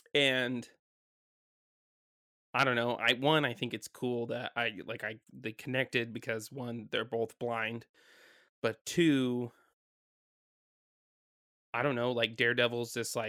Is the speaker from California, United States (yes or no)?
yes; California, United States; also born or lived in Washington; last week we came down from Washington back to my hometown, and we're back in California.